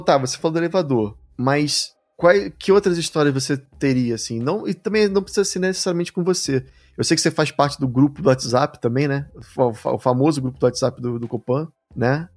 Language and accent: Portuguese; Rio de Janeiro, Brazil; eu sou do Rio de Janeiro